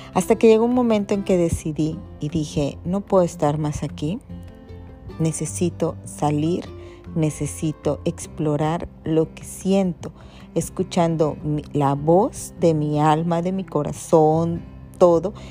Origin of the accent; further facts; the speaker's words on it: Ciudad del Carmen, Campeche, Mexico; soy de aquí, de Ciudad del Carmen, ¿verdad? Carmela, como todos